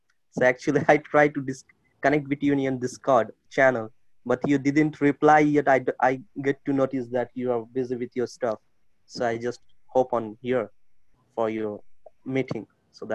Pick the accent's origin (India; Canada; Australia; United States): India; I'm from India.